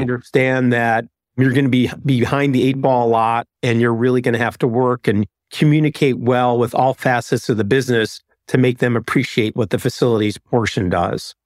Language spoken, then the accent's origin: English; Chicago, Illinois, United States; moved away as an adult; also born or lived in Atlanta; I'm from Chicago, is, is my wife, but we moved to Atlanta for an opportunity